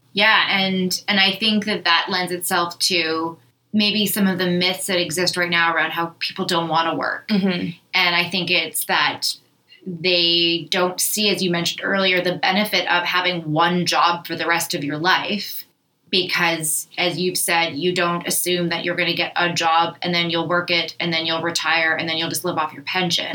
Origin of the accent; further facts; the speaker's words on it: Thunder Bay, Ontario, Canada; moved away as an adult; also born or lived in Winnipeg, Manitoba / Victoria, BC / Vancouver, BC / Toronto; I grew up in Thunder Bay, I have lived in Winnipeg, Manitoba